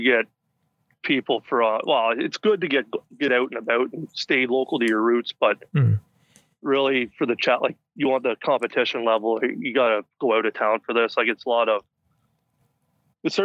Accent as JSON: {"language": "English", "town": "Brussels", "region": "Ontario", "country": "Canada", "tie": "born or raised there", "said": "We very small town. I think we had about 1,000 people or so, and played minor ball here in town."}